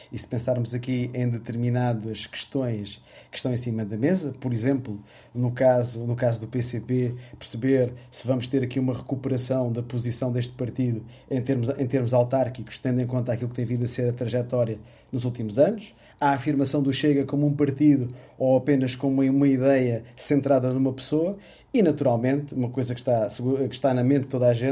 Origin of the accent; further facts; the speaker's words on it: Alentejo, Portugal; sou alentejano